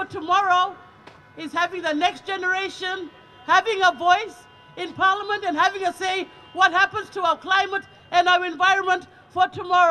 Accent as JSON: {"language": "English", "area": "Saibai Island", "region": "Queensland", "country": "Australia", "second_language": "English", "said": "Kapukaiga in my native tongue of Saibai Island."}